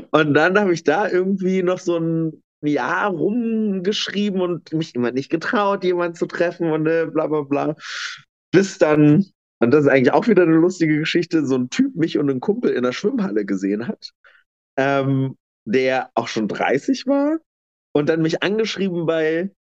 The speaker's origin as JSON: {"language": "German", "region": "East Germany", "country": "Germany", "said": "habe ich aber tatsächlich erst äh, in Bayern erlebt, als dann tatsächlich ich andauernd so als Ossi abgestempelt wurde."}